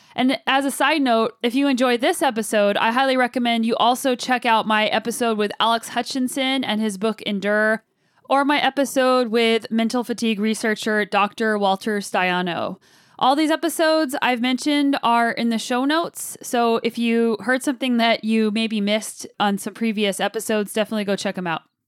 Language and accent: English; Kelowna, British Columbia, Canada; my hometown of Kelowna, British Columbia